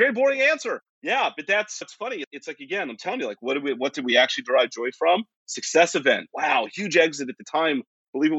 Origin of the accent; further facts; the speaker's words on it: West Virginia, United States; moved away; I grew up in West Virginia and came from a part of the United States that is very, it's different. Appalachia has its own subculture